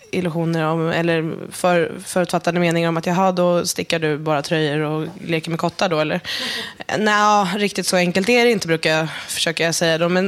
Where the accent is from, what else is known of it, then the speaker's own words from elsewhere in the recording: Järna, Stockholm County, Sweden; Jag är uppväxt i Järna som ligger söder om Södertälje. Eh, kanske inte är så många som känner till det, men i Järna så det är som en metropol för, för antroposofin och Waldorfpedagogiken